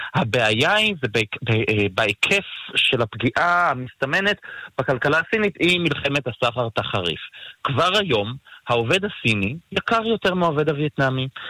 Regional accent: Israel; ואנחנו כישראלים

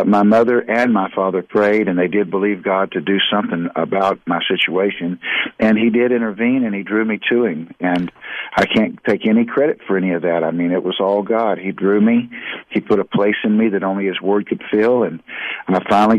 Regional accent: Houston, Texas, United States; I grew up in southeast Houston, Texas

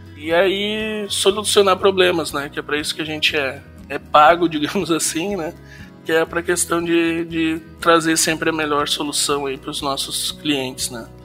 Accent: Santa Maria, Rio Grande do Sul, Brazil; now in Sapiranga, Brazil; sou nascido em Santa Maria e aos 15 anos, em 95, 1995, nós nos mudamos de Santa Maria para Sapiranga, aqui no Rio Grande do Sul

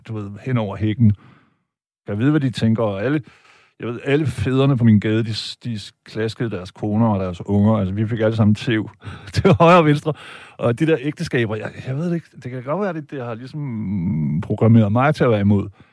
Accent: Vejle, Southern Denmark, Denmark; mig og min bror, da vi voksede op i Vejle i 70'erne

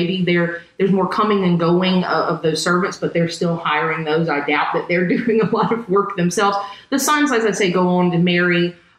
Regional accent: Texas, United States; We're from Texas.

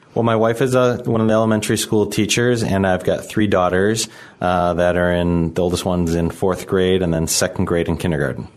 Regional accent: Chicago, Illinois, United States; I'm from Chicago. I, I grew up here in the city.

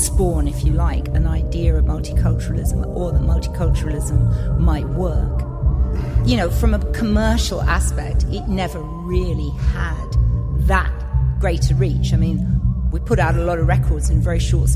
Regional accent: Romford, London, United Kingdom; moved away as an adult; also born or lived in Coventry; I was originally from Romford and sort of, you know, got myself to Coventry and things like that to study

